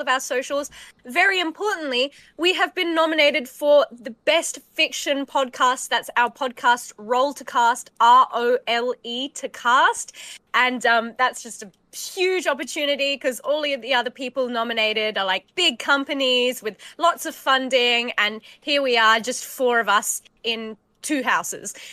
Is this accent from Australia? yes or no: yes; Australia; we're all Australian creators and performers